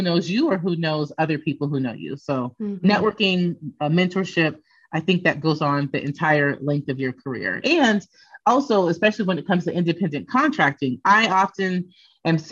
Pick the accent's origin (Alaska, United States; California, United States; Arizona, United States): Arizona, United States; Phoenix; moved away as an adult; I'm from Phoenix. I did my undergraduate degree at Arizona State University